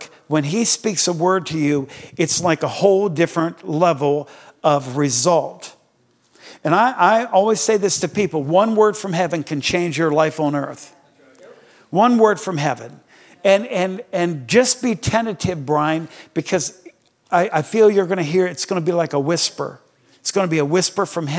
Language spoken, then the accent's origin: English; Greenwood, Delaware, United States; I was born in Delaware.